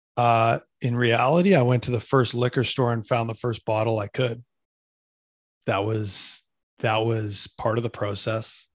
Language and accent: English; Canada; I'm a Canadian kid